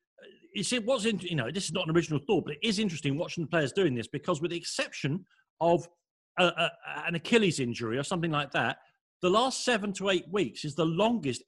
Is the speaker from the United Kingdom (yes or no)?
yes; London, United Kingdom; accent: London; my London accent's getting stronger